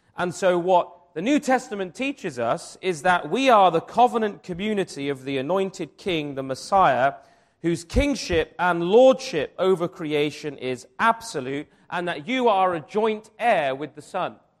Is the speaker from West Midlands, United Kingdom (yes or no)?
no; Wiltshire, South West England, United Kingdom; I grew up in Wiltshire